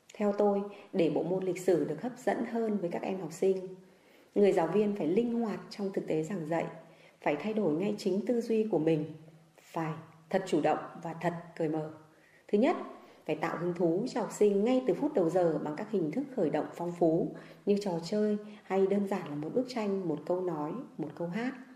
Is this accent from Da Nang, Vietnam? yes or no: no; Sơn Tây, Hanoi, Vietnam; quê hương tôi là sơn tây